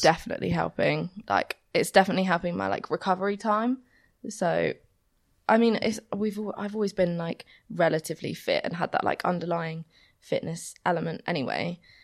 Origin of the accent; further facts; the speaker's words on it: Romsey, South East England, United Kingdom; moved away as an adult; also born or lived in Southampton; now in Bath, United Kingdom; I'm actually from Romsey